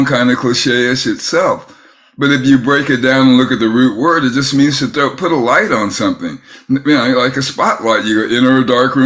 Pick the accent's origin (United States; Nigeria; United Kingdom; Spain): United States; San Francisco Bay Area, California; I grew up in the San Francisco Bay Area